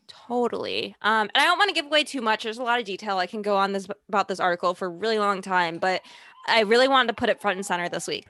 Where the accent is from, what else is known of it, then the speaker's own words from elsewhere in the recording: Chicago, Illinois, United States; accent: Chicago; now in New York, United States; I still have my Chicago accent